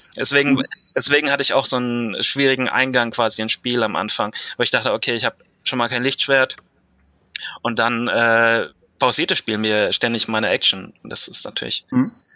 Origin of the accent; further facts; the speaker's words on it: Mainz, Rhineland-Palatinate, Germany; Ich bin 28 und komme aus Mainz